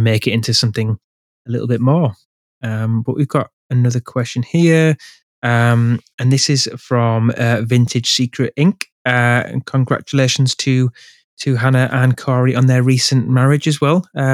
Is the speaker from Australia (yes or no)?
no; England, United Kingdom; I'm from England